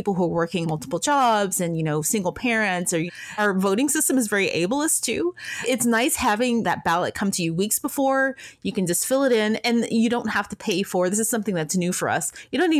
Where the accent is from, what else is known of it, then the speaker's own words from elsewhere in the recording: Tennessee, United States; also born or lived in Ohio; now in West Coast, United States; I grew up in the South. I grew up in Tennessee. I went to college in Ohio, and now I live on the West Coast